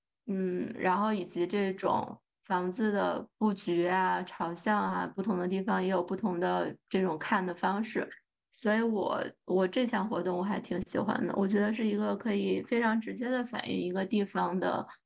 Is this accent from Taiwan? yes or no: no; China; now in United States; 咱就是说作为中国人。看房子这个事儿还是非常喜欢的，